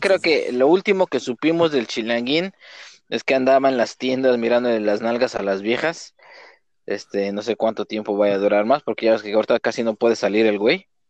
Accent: Nezahualcóyotl, State of Mexico, Mexico; moved away; De Nesa

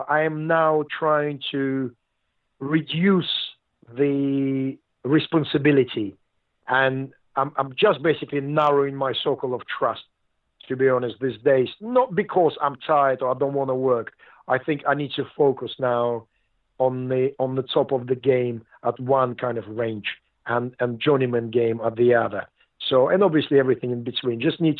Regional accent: Russia; also born or lived in London; now in Southampton, United Kingdom; Just Southampton was the town I came to from Russia and stayed my home. I lived in London for a while, but I came back to Southampton

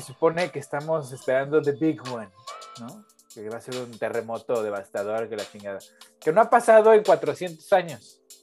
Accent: Mexico City, Mexico; viví, crecí en la Ciudad de México

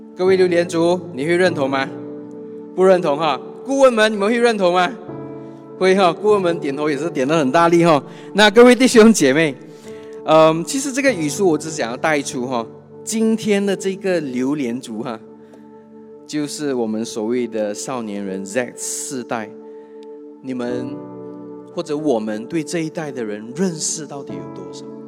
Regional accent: Kuching, Sarawak, Malaysia; 我是土生土长的古晋人

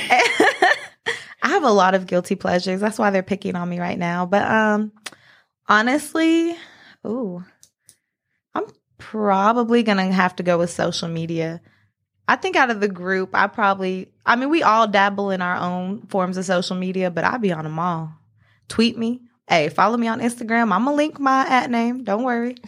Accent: Asheboro, North Carolina, United States; I'm twenty-three years old from Ashboro, North Carolina

